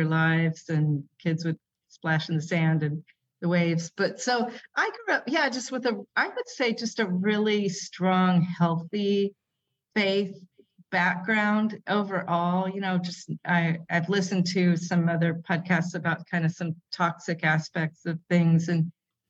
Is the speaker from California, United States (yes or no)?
yes; San Jose, California, United States; moved away as an adult; now in Kuala Lumpur, Malaysia; I grew up in California, in I sometimes say San Jose before it was Silicon